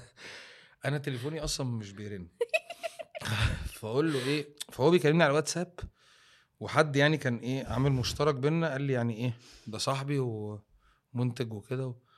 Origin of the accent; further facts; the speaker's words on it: Egypt; وانت كمصري في الاول ايه كانت شغلتك